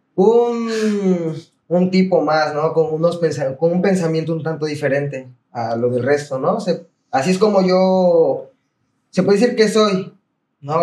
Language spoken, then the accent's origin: Spanish; Tierra Blanca, Veracruz, Mexico; also born or lived in Campeche; soy del estado de Veracruz, bueno, aquí de Tierra Blanca, el municipio de Tierra Blanca.